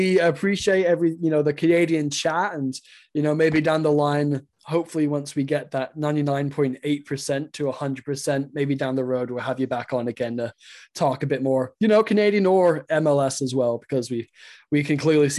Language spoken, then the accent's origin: English; England, United Kingdom; I'm English.